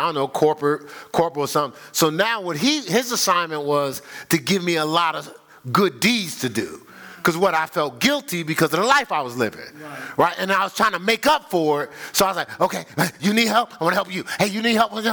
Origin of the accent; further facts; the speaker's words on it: Newark, New Jersey, United States; I grew up in Newark, but I grew up in what we would call the hood